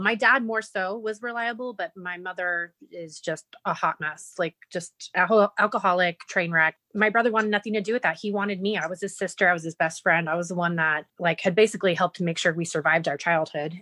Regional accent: Las Vegas, Nevada, United States; also born or lived in California; my mom sent me away to live here in Vegas with my dad and my grandmother. And um, I think I was six years old, maybe seven and um, I've been here ever since.

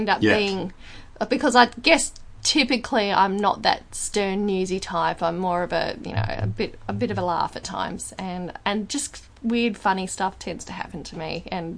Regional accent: Perth, Western Australia, Australia; here's an example of why I probably immediately used to notice that there's a difference between growing up in Perth and growing up in, say, Sydney or Melbourne.

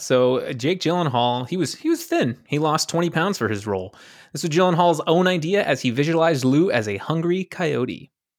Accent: Buenos Aires, Argentina; I'm from Buenos Aires and I say kill them all.

